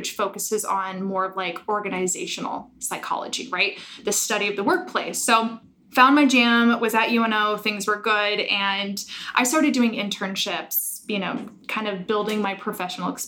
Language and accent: English; Omaha, Nebraska, United States; born and raised in Omaha